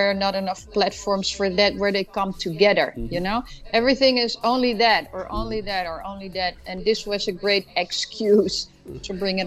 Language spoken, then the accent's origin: English; Amsterdam, North Holland, Netherlands; now in United States; I'm originally from Amsterdam